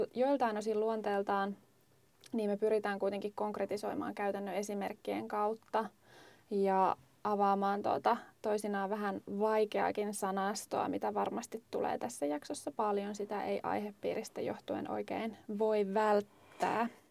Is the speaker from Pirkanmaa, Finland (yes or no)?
no; Lapland, Finland; me olen kotoisin Lapista